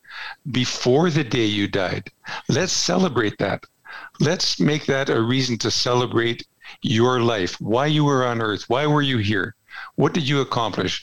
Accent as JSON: {"language": "English", "town": "Edmonton", "region": "Alberta", "country": "Canada", "tie": "born or raised there", "also_born_or_lived": "Strathcona County", "said": "I was born and raised in Edmonton. So I'm an Edmonton person, lived here all my life."}